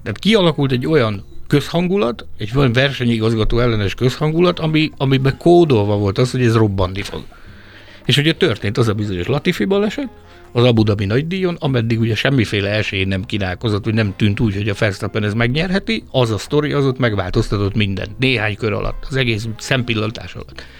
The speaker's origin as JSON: {"language": "Hungarian", "country": "Hungary", "said": "egyedüli hmm. magyarként"}